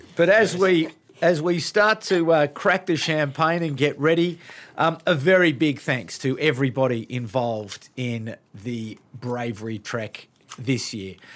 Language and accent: English; Sydney, New South Wales, Australia; I grew up in Sydney